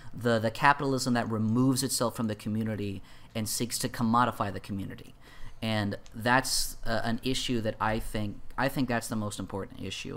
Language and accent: English; United States; I'm an American